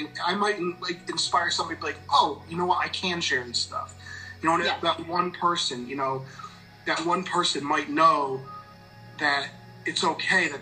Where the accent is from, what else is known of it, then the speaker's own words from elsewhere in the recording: East Coast, United States; now in Midwest, United States; I grew up on the East Coast. I live in the Midwest now, but I grew up on the East Coast